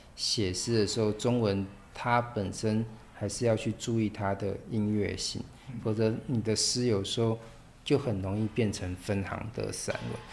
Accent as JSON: {"language": "Chinese", "country": "Taiwan", "said": "我们台湾人"}